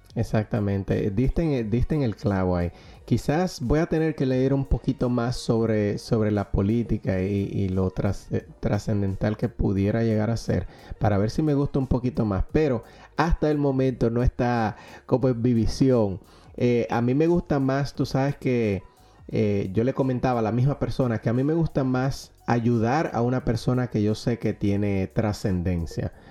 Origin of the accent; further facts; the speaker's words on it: Dominican Republic; now in Pennsylvania, United States; como diríamos en, Dominicana